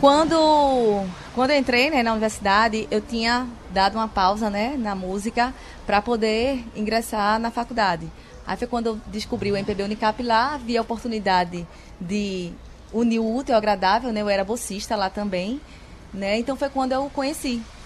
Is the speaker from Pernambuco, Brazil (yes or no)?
yes; Vitória de Santo Antão, Pernambuco, Brazil; eu sou vitoriense de nascimento, de coração